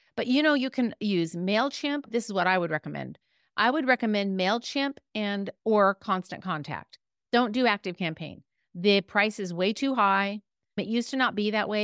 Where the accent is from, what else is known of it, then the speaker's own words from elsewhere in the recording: California, United States; I'm from California, the West Coast